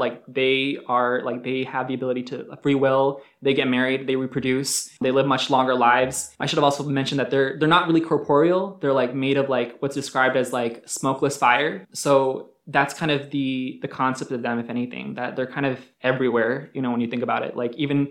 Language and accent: English; Pakistan; I'm Muslim, I'm Pakistani